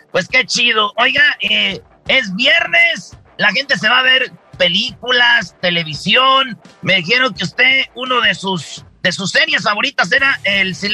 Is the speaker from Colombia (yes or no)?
no; Mexico; como mexicanos tenemos esa tradición de la lucha libre, de los tacos. ¿Qué es lo que esté mal impresionado de nuestra cultura mexicana?